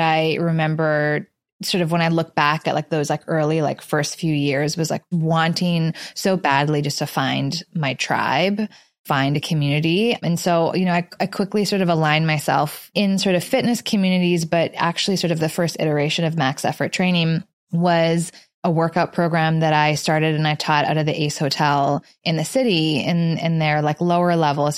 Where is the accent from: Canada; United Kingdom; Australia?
Canada; moved away as an adult; also born or lived in Los Angeles, United States; now in New York, United States; So I grew up in Canada, went to school in Los Angeles, and I moved to New York.